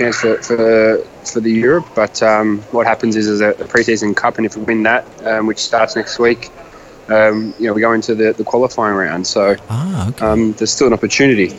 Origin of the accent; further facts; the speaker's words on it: Sydney, New South Wales, Australia; moved away as an adult; I was very happy at the Western Sydney Wanderers. It was my hometown club.